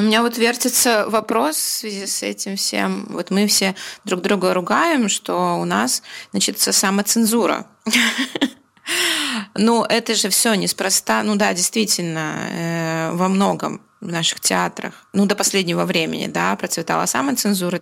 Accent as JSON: {"language": "Russian", "country": "Belarus"}